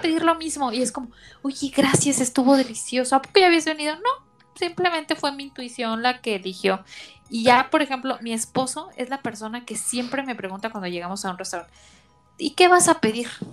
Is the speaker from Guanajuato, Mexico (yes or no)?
yes; León, Guanajuato, Mexico; moved away; De mi pueblo